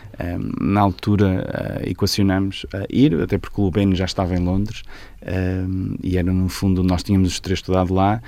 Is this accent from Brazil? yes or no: no; Portugal; como português